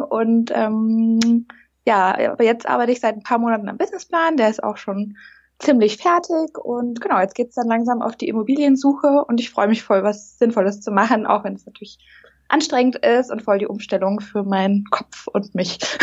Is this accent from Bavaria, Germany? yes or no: yes; Munich, Bavaria, Germany; ich komme aus München